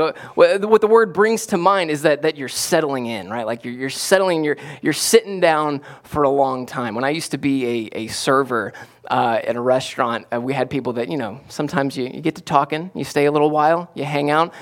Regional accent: South Florida, United States; moved away; I grew up in South Florida

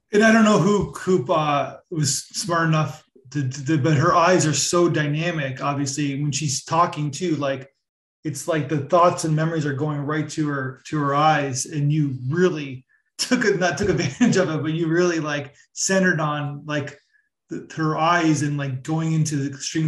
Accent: Toronto, Ontario, Canada; I'm from Toronto as well.

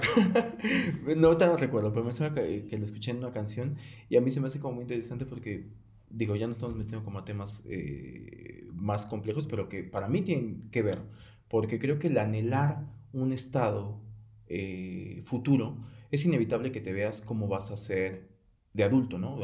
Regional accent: Mexico; como mexicanos

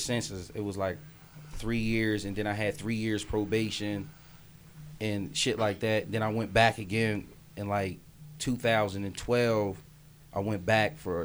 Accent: Harrisburg, Pennsylvania, United States; I'm from Harrisburg, Pennsylvania, the capital of Pennsylvania

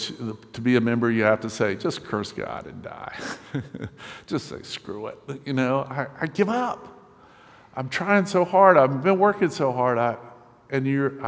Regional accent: Winston-Salem, North Carolina, United States; I'm from Winston-Salem, North Carolina, temporarily living here for the next few months

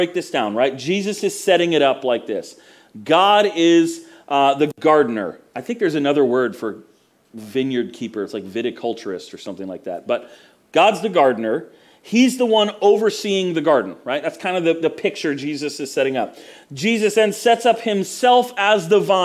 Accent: Florida, United States; also born or lived in Mount Dora, Florida; I grew up in Florida where there's orange groves everywhere

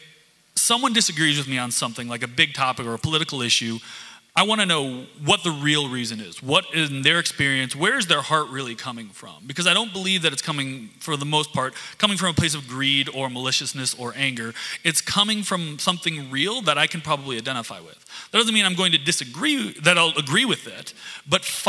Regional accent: small town Michigan, United States; now in Chicago, United States; small town Michigan. So I can't expect them, people from my hometown

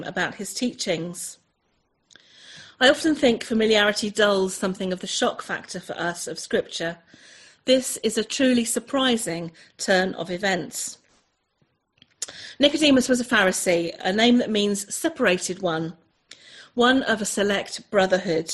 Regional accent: Chelmsford, East of England, United Kingdom; also born or lived in North Devon coast; now in North Devon, United Kingdom; I'm originally an Essex girl. I was born in Essex, just up the road from where some of you guys are. I was born in Chelmsford

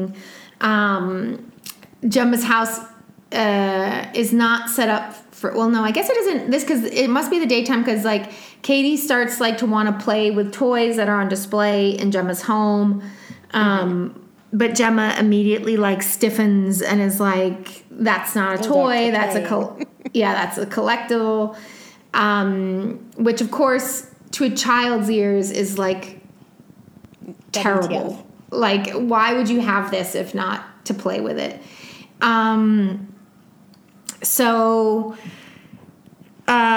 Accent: East Coast, United States; I'm from the East Coast

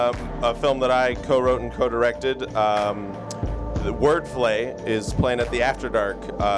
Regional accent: Vancouver, British Columbia, Canada; I'm actually born and raised in Vancouver.

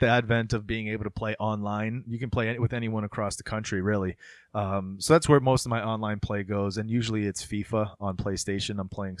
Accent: Florida, United States; when I was growing up in Florida

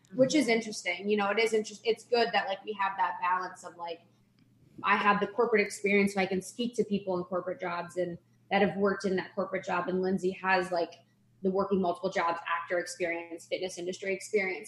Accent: Ohio, United States; moved away as an adult; also born or lived in Chicago; I grew up in Ohio, like a small town in Ohio.

